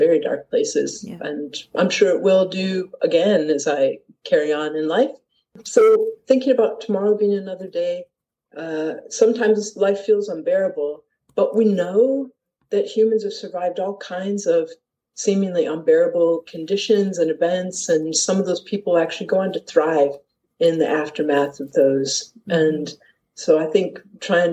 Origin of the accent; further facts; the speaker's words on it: Detroit, Michigan, United States; moved away as an adult; also born or lived in Leith, Edinburgh, Scotland; now in Edinburgh, United Kingdom; I am American. I come from Detroit